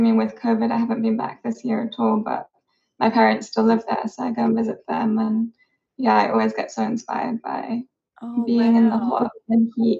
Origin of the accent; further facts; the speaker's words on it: Cyprus; moved away; My main inspiration is probably growing up in Cyprus. It's obviously really hot and sunny and they have amazing sunsets